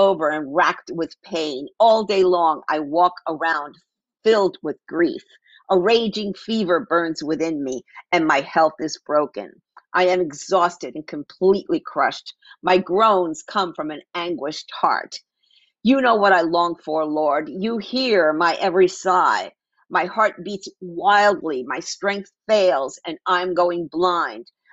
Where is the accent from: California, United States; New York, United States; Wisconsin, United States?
New York, United States; New York City; now in Phoenix, United States; I grew up in New York City.